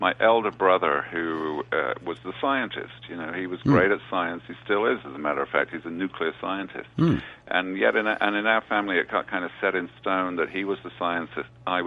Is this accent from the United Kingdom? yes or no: yes; England, United Kingdom; moved away as an adult; now in New York, United States; I was born in England.